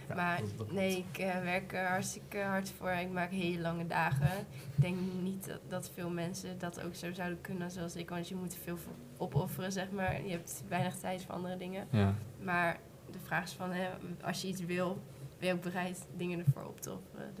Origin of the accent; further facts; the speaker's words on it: Achterhoek, Gelderland, Netherlands; ik kom zelf uit Duisburg, meer Achterhoek